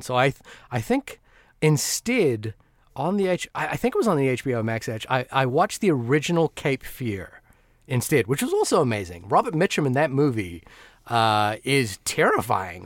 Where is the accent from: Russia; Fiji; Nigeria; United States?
Fiji; moved away; also born or lived in New Zealand; despite growing up in a Bollywood-obsessed household, uh, being an Indian kid, uh, in Fiji